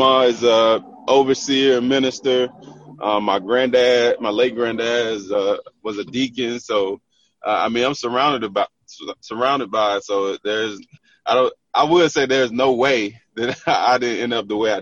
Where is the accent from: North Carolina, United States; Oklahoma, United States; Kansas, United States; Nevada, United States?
North Carolina, United States; Tarboro; I'm from Tarboro, North Carolina